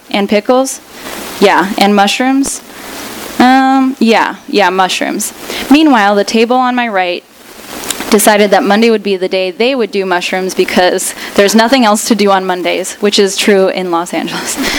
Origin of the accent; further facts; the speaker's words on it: Russia; now in United States; I was born in Russia